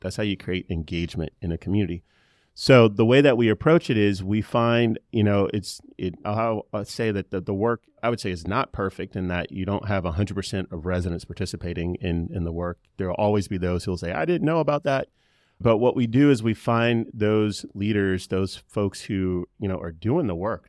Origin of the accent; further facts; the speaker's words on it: Charlotte, North Carolina, United States; also born or lived in Spartanburg, South Carolina; I've been here since I was six years old. My grandfather, uh, was born in Charlotte, but I consider myself from Charlotte